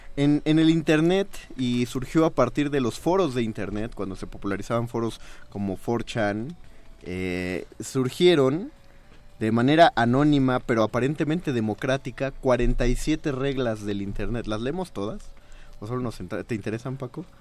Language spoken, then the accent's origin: Spanish; Mexico; los mexicanos somos excesivamente cálidos